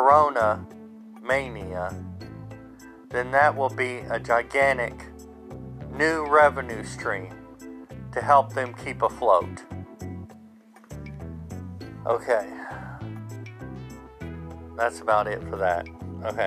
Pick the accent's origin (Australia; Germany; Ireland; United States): United States; I'm an American